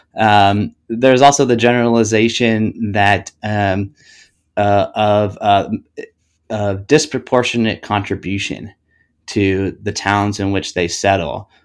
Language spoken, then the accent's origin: English; Ohio, United States; now in Atlanta, United States; I grew up in Ohio, born and raised